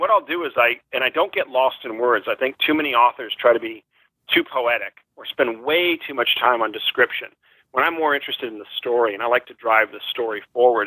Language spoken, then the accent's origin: English; Newport Beach, California, United States; moved away as an adult; also born or lived in Wellesley, Massachusetts; now in San Diego, United States; I grew up in Newport Beach, California